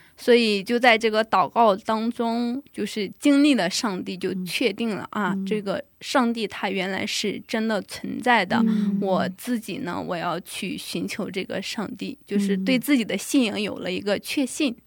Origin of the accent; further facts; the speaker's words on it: China; now in Pyeongtaek, South Korea; 我来自中国大陆